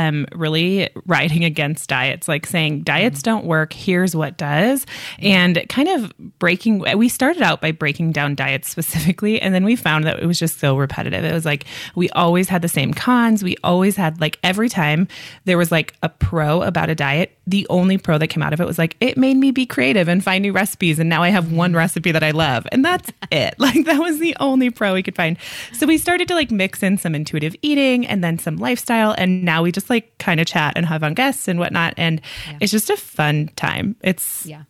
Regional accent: Midwest, United States; moved away as an adult; now in Colorado, United States; I grew up in the Midwest and then moved out to Colorado with my husband when we got married

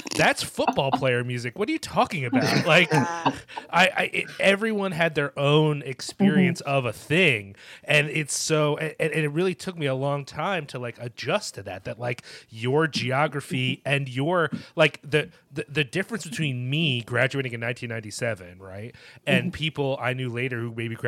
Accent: Collingswood, New Jersey, United States; Collingswood, New Jersey

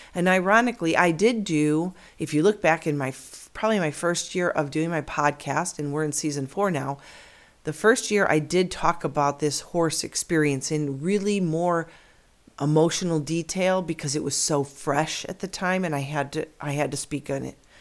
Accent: near Chicago, Illinois, United States; moved away as an adult; now in Arizona, United States; Now I am an Illinois girl, born and raised near Chicago

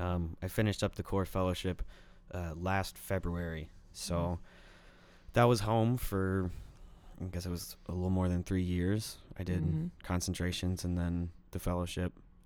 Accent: Forest, Virginia, United States; My home base is my where my parents live, where I grew up in Forest, Virginia.

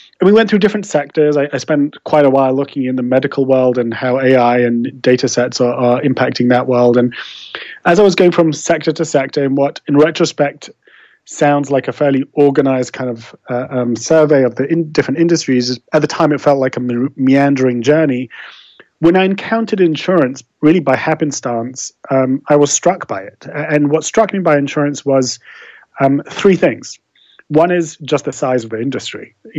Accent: London, United Kingdom; accent: English; As the kind of remnants of an English accent will betray, I was brought up in London and I studied law there and became an attorney.

